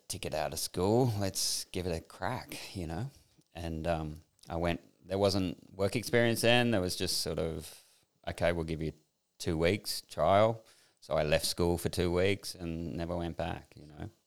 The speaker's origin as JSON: {"language": "English", "town": "Sydney", "region": "New South Wales", "country": "Australia", "tie": "born or raised there", "also_born_or_lived": "New York / France / England", "moved": "as an adult", "said": "I grew up in Sydney, grew up on the northern beaches, surfy kind of life"}